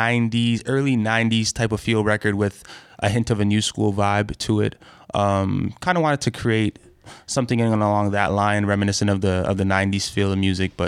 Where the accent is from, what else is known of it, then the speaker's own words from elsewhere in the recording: Toronto, Ontario, Canada; I grew up in a neighborhood, Victoria Park and Finch area mm-hmm. of Scarborough, a neighborhood called Chesterley. Mm-hmm. It was a little a rougher neighborhood